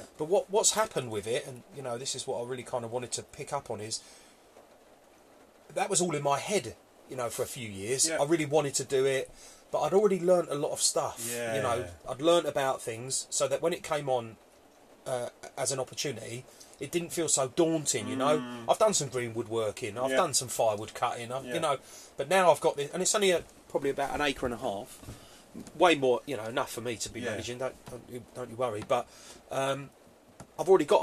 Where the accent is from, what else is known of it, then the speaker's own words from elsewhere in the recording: Epping, East of England, United Kingdom; I grew up in a wood, you know, in a town, but I grew up in Epping